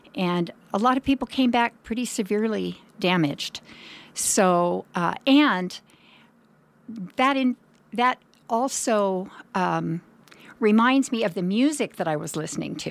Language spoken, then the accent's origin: English; Oroville, California, United States; also born or lived in San Diego / Bay Area; I was raised most of my childhood in Oroville, which is about a little over an hour away.